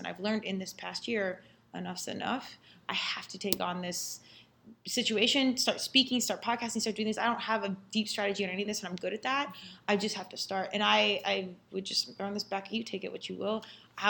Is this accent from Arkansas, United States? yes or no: no; Colorado, United States; I'm from Colorado.